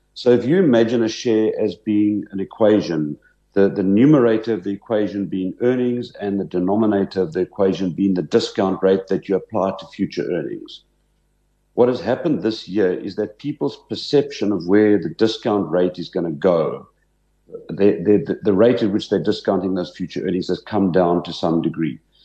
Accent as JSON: {"language": "English", "town": "Port Elizabeth", "region": "Eastern Cape", "country": "South Africa", "tie": "born or raised there", "moved": "as an adult", "said": "I grew up in Port Elizabeth"}